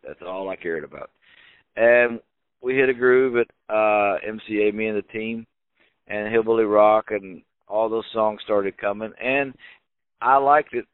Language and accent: English; Philadelphia, Mississippi, United States; my hometown